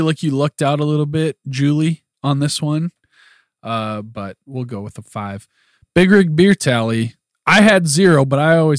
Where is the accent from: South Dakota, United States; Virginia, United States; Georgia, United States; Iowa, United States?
South Dakota, United States; Platte; moved away; I always say it's a great place to be from.